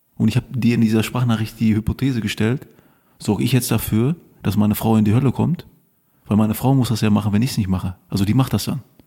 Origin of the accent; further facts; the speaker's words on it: Lüdenscheid, North Rhine-Westphalia, Germany; moved away; ich komme ja aus dem Sauerland, aus Lüdenscheid.